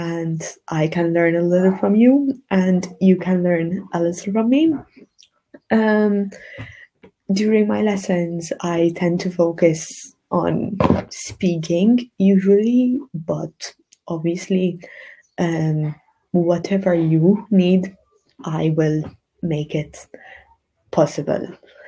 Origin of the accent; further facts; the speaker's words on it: Malta; I'm an English teacher from Malta.